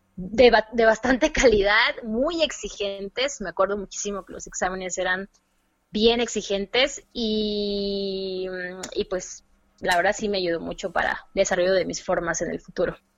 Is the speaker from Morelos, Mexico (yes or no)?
no; Córdoba, Veracruz, Mexico; Soy cordobesa, veracruzana, amante de las de la comida veracruzana